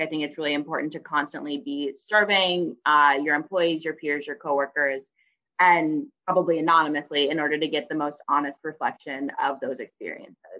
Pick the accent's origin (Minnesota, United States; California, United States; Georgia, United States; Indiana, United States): Georgia, United States; Atlanta; moved away as an adult; also born or lived in Princeton, New Jersey / New York; I'm originally from Atlanta, Georgia